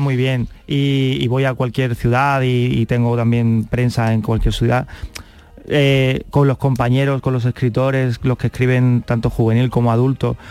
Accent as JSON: {"language": "Spanish", "town": "Carmona", "region": "Andalusia", "country": "Spain", "tie": "born or raised there", "also_born_or_lived": "Seville", "said": "yo soy de Carmona, pero venía mucho a Sevilla porque mis abuelos vivían en Sevilla"}